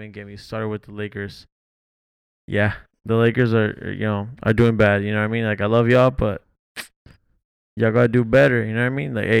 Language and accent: English; La Habra, California, United States; also born or lived in Costa Mesa, California / Garden Grove, California / Santa Ana, California; I'm from La Habra, California.